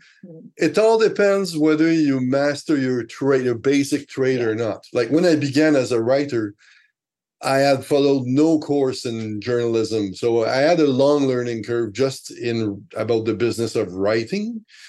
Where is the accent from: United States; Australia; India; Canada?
Canada; first language French; English is a second language; I accepted one very great job, best magazine in French in Canada. It's my mother tongue.